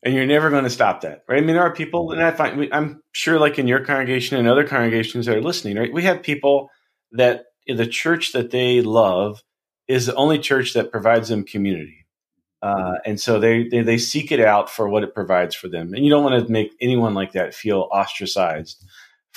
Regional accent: St. Albans, West Virginia, United States; now in Minneapolis, United States; my hometown, you know, St. Albans, West Virginia

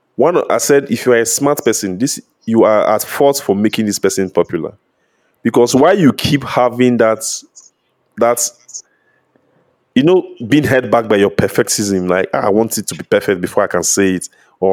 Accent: Nigeria

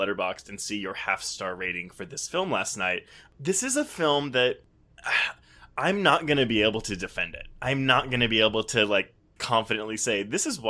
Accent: Houston, Texas, United States; I grew up in Houston

